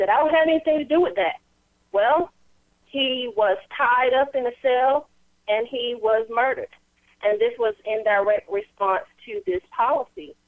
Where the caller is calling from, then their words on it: North Carolina, United States; calling out of North Carolina